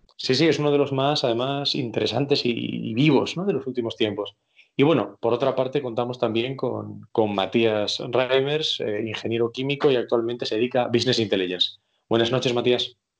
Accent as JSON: {"language": "Spanish", "country": "Spain"}